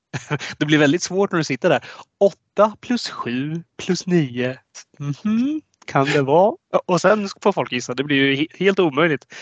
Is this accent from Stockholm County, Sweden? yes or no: no; Östergötland, Sweden; born or raised there